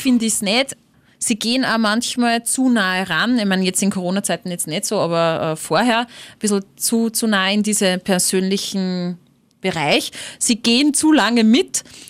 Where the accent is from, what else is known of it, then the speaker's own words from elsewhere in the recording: Upper Austria, Austria; das ist meine Heimat, das ist mein Oberösterreich